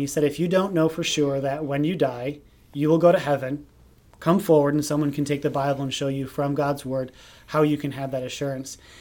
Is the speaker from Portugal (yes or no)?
no; Hubertus, Wisconsin, United States; I grew up in Hubertus, Wisconsin, which is a small town just north of Milwaukee.